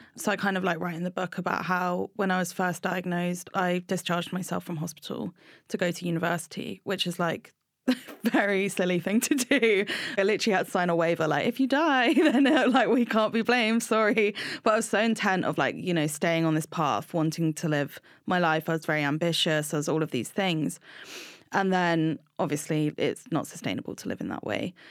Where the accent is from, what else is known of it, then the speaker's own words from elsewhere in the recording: Brighton, South East England, United Kingdom; I grew up in Brighton with my mum and my two sisters